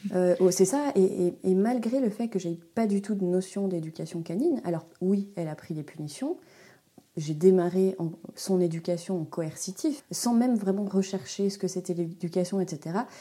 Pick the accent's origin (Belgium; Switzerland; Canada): Switzerland; moved away as an adult; now in Haute-Savoie, France; Je suis une Suisse expatriée très loin de ma campagne natale